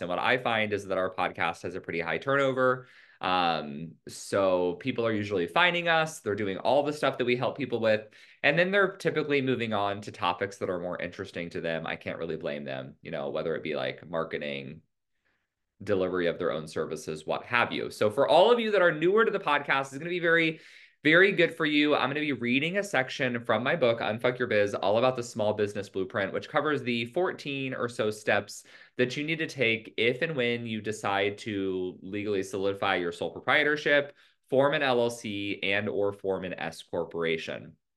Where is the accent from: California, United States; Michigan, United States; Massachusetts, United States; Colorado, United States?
California, United States; my home state, California